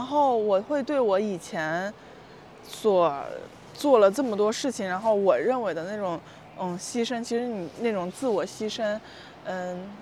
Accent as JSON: {"language": "Chinese", "town": "Panzhihua", "region": "Sichuan", "country": "China", "tie": "born or raised there", "also_born_or_lived": "Chongqing", "moved": "as an adult", "lives_now": "Shanghai, China", "said": "我的老家，我老家在重庆嗯，那我在重庆其实待的时间就并不多嗯，然后我长大，成长是在四川嗯，攀枝花嗯，哦，对，然后在那个地方就是现在我家已经不住在那儿了"}